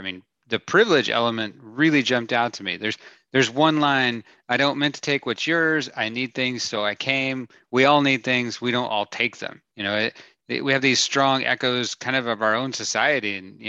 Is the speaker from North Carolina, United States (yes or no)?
no; Oak Ridge, Tennessee, United States; I grew up in Oak Ridge, Tennessee.